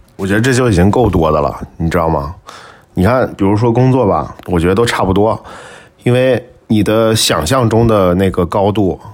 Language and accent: Chinese; northern China, China; moved away; 咱们都是北方人